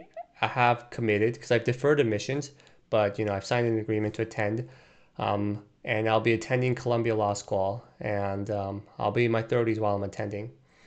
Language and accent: English; Brazil; moved away as an adult; also born or lived in Korea; now in United States; I was born in Korea, but I moved to Brazil when I was two. And I grew up there, attending an American school while growing up in a Korean household. And while all while being in a Brazilian culture and environment.